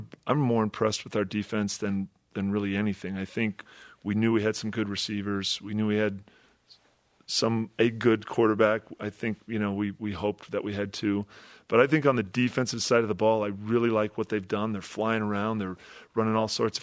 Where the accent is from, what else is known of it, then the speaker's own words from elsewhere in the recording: Wisconsin, United States; moved away; I grew up in Wisconsin, just around the corner from Michigan.